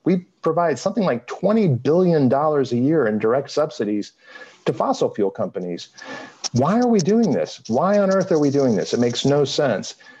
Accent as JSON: {"language": "English", "town": "Arlington", "region": "Texas", "country": "United States", "tie": "born or raised there", "also_born_or_lived": "Houston, Texas", "moved": "yes", "lives_now": "North Carolina, United States", "said": "I grew up in North Texas, outside of Fort Worth. Um, where? In Arlington"}